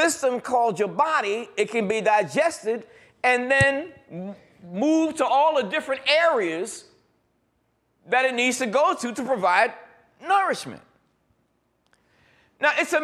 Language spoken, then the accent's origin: English; New York, United States; growing up in New York